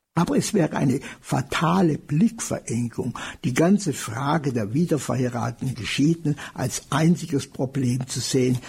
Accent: Germany; bei uns in Deutschland

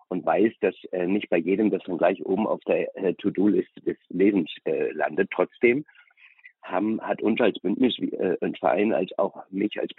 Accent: Germany; da kann man ja auch als Deutsche sagen, Gott sei Dank, ähm, ist, ähm, findet überall auf der Welt statt, aber nicht hier.

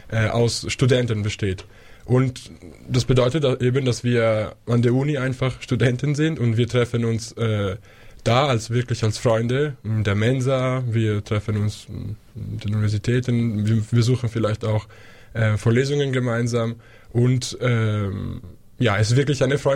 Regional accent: Switzerland; now in Munich, Germany; Grüß Gott. Ich freue mich sehr, hier zu sein. Ich komme aus der Schweiz und studiere äh, Philosophie hier an der LMU in München seit vier Jahren.

